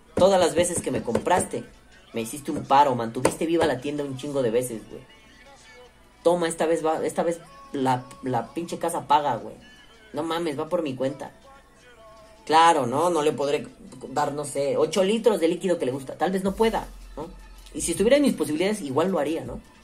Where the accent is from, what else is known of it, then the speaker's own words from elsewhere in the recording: Mexico City, Mexico; Soy de la Ciudad de México me gusta mucho recorrer el centro de la Ciudad de México